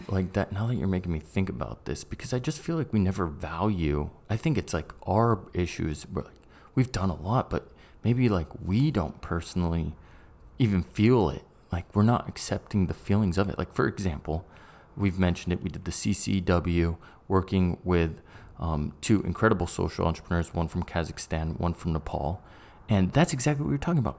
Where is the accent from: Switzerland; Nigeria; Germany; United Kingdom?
United Kingdom; England; also born or lived in United States; I'm an English guy and a Brit and a American.